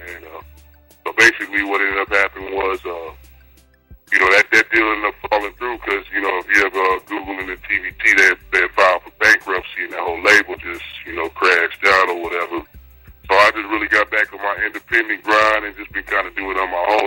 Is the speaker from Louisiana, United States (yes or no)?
no; El Paso, Texas, United States; also born or lived in Atlanta; now in Houston, United States; I grew up in El Paso on the north side, you know, right by the Triangle.